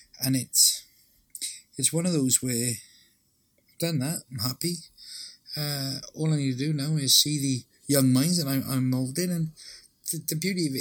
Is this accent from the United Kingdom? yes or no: yes; Welsh, Wales, United Kingdom; being Welsh for so long.